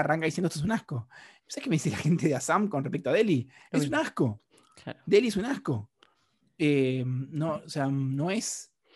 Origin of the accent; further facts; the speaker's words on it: Argentina; yo soy un argentino